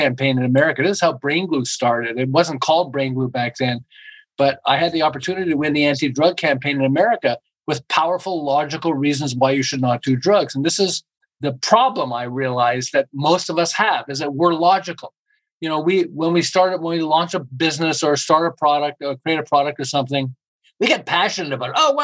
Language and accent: English; Montreal, Quebec, Canada; moved away as an adult; now in Southern California, United States; I'm originally from Montreal and I ran an advertising agency in Montreal